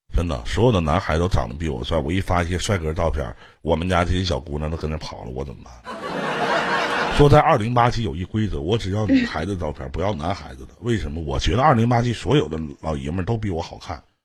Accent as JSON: {"language": "Chinese", "region": "Northeast China", "country": "China", "said": "那我们东北这边也有一句话"}